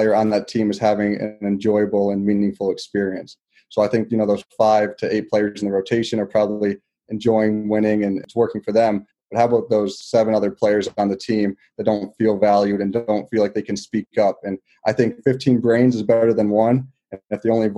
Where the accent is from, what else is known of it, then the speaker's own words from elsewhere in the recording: Connecticut, United States; I grew up in Connecticut